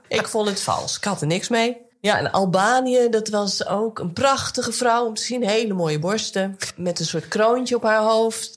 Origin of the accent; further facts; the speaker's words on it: Nijkerk, Gelderland, Netherlands; now in Kollum, Netherlands; ik woon natuurlijk nu in Kolm in Friesland. Ja, ik ben gewoon opgegroeid met uh, eh, ABN. Toen ik jong was, kende ik niet heel veel mensen die echt plat Nijkerks praten.